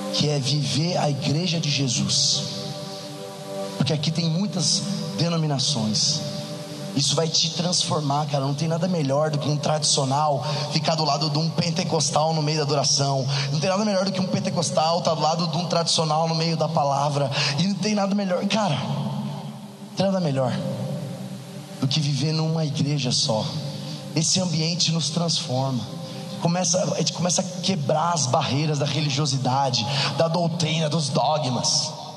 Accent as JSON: {"language": "Portuguese", "region": "interior of São Paulo", "country": "Brazil", "lives_now": "São Paulo, Brazil", "said": "sou do interior de São Paulo, moro em São Paulo atualmente"}